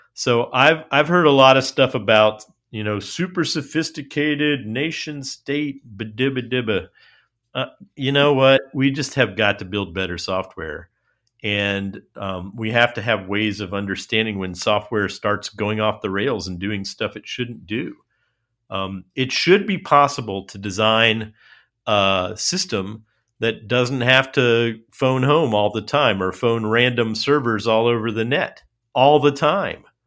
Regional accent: United States; as an American, um, and not just as a liberal American, but just as a plain old American.

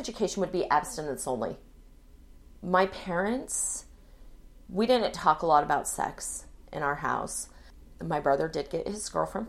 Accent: Pocatello, Idaho, United States; born there; also born or lived in Hawaii / California / Virginia / Washington; Well, I was born in Pocatello, Idaho, my dad was enlisted Navy.

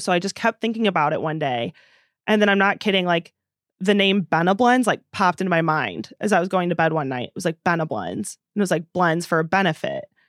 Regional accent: Princeton, Illinois, United States; moved away as an adult; also born or lived in Nashville; now in Madison, United States; Princeton, the town that I went to high school

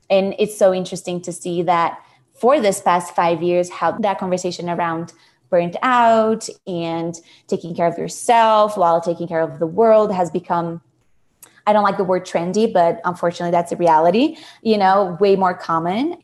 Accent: São Paulo, Brazil; moved away as an adult; now in United States; I am originally from Brazil, Sao Paulo

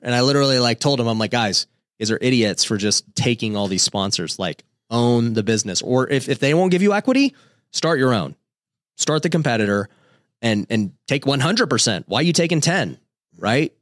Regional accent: Las Vegas, Nevada, United States; my wife and I were both we grew up in Vegas

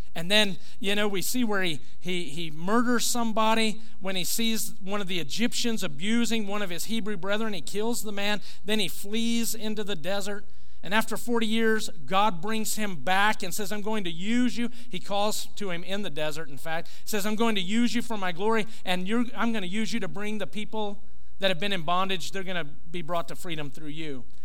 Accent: United States; as an American, as a patriot uh, in, in this country, as a, a proud American

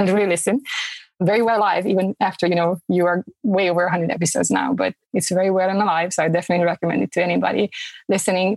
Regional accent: Romania; moved away as an adult; now in Fayetteville, United States; Originally, I'm from Romania.

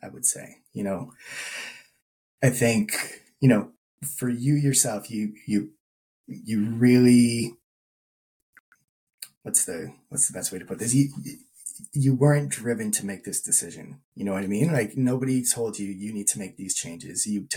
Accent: Burlington, Ontario, Canada; also born or lived in Guelph; growing up in Burlington

